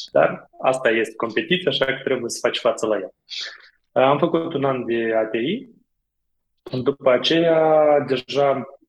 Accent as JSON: {"language": "Romanian", "country": "Moldova", "also_born_or_lived": "Iași, Romania", "accent": "from beyond the Prut (Moldovan)", "moved": "as an adult", "lives_now": "Romania", "said": "accentul meu este un pic mai de peste prut"}